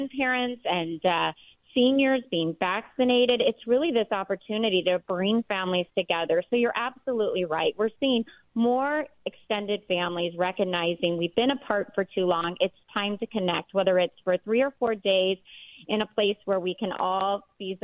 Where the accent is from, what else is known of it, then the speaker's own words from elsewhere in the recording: near Starved Rock, Illinois, United States; It actually is very close to my hometown where I was raised